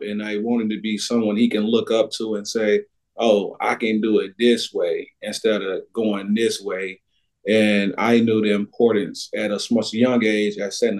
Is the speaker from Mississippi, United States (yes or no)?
yes; Macon, Mississippi, United States; moved away as an adult; also born or lived in Alexandria, Louisiana / Hattiesburg, Mississippi; now in Spring Hill, Tennessee, United States; Grew up in Knoxville County, Macon, Mississippi